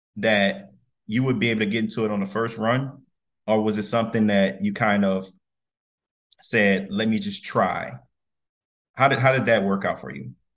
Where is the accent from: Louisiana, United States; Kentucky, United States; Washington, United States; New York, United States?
Louisiana, United States; Donaldsonville; we, we both from Louisiana, South Louisiana. I'm from Donaldsonville